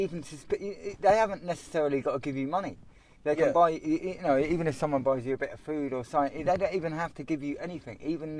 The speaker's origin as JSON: {"language": "English", "town": "High Wycombe", "region": "South East England", "country": "United Kingdom", "tie": "born or raised there", "said": "you know, I'm from Castlefield originally, so that's why I stay around here. You know, even growing up, like, I've not really had a lot of things. You know, Castlefield was quite a rough area, really, growing up."}